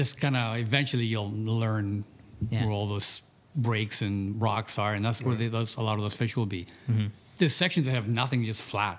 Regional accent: Greece; also born or lived in Europe; now in Toronto, Canada; I moved from to Toronto from Greece, 1978.

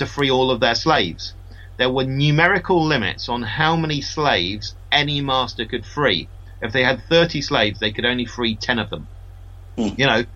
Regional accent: United Kingdom; I'm a Brit

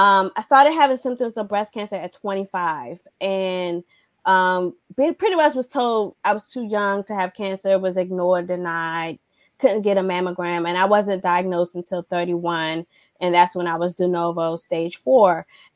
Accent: Washington, District of Columbia, United States; also born or lived in Alaska / Georgia / Korea; lived in Alaska, Georgia, Washington, Korea. And we would just do all the outdoor things, especially growing up in Washington, D.C., where that's not common.

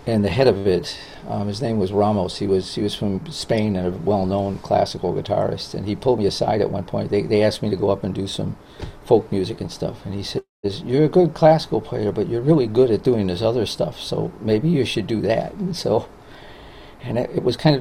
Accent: Chicago, Illinois, United States; I grew up in Chicago, and I've never left

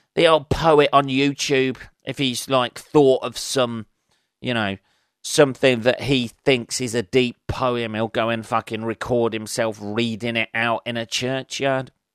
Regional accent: England, United Kingdom; I'm fucking English

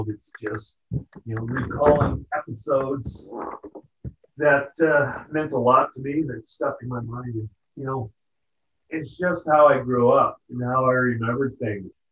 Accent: California, United States; we're from Southern California trying to take over a town.

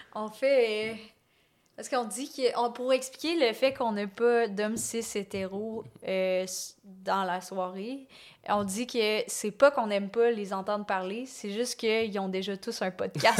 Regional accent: Lévis, Quebec, Canada; moved away as an adult; now in Montreal, Canada; Et moi, je viens de Lévis.

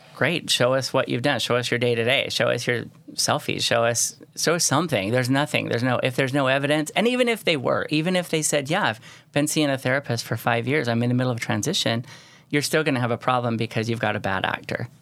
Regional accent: St. George, Utah, United States; I was from Saint George

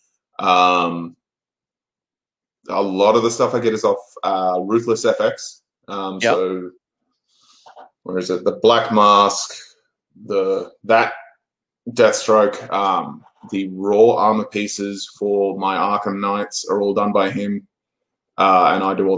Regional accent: Australia; accent: Australian; I'm an Australian, clearly by the accent.

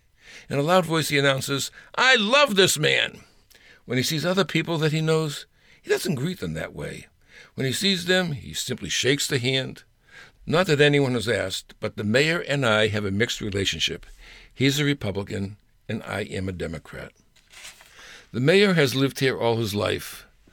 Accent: Boston, Massachusetts, United States; Way back when we were growing up in Massachusetts, in a neighborhood called Mattapan, the neighborhood we lived in was predominantly Jewish.

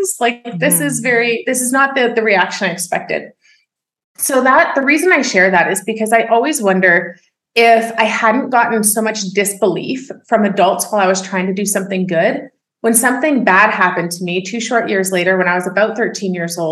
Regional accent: Oakville, Ontario, Canada; I was born and raised in Oakville, Ontario

